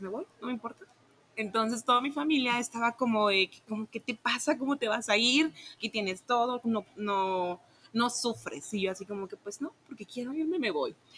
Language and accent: Spanish; Tabasco, Mexico; moved away as an adult; now in Guadalajara, Mexico; soy originaria de Tabasco, entonces yo hice como un cambio de venirme de, Tabasco a, Guadalajara